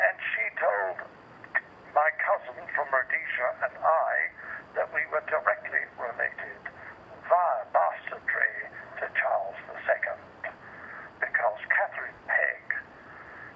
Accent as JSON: {"language": "English", "town": "Old Windsor", "region": "South East England", "country": "United Kingdom", "tie": "born or raised there", "also_born_or_lived": "America", "moved": "as an adult", "lives_now": "Australia", "said": "I grew up in Old Windsor, just down the road from Windsor Castle."}